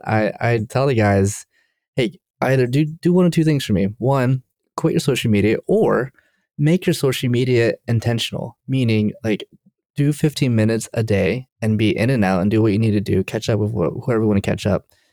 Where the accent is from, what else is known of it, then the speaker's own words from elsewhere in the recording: Durham, North Carolina, United States; now in Maryland, United States; I'm from Durham, North Carolina, and I was visiting my parents